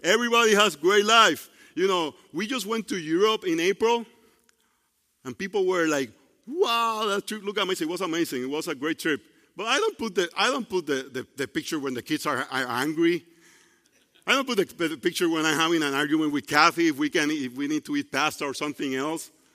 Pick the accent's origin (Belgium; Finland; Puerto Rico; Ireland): Puerto Rico; English is a second language; now in United States; I grew up in Puerto Rico